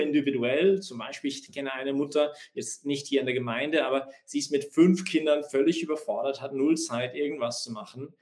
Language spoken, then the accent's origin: German; Canada; now in Vienna, Austria; ich gehe zurück nach Kanada, ich bin Kanadier, und füttere wieder meine Kühe